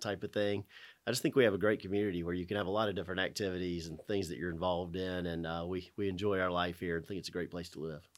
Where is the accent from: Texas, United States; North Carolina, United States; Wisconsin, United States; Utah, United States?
North Carolina, United States; Winston-Salem; I was born in Winston-Salem, born in Baptist Hospital